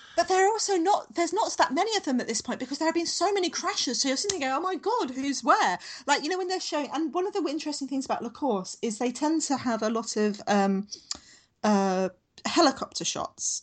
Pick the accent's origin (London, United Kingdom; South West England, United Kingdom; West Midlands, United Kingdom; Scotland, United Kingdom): London, United Kingdom; now in Sydney, Australia; I grew up in Southeast London, so my my train station as we come into London was always Charing Cross